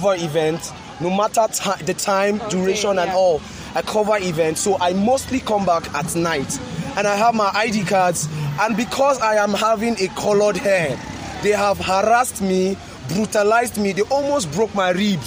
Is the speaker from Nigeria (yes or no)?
yes; Nigeria; I'm a Nigerian and I'm a patriotic Nigerian.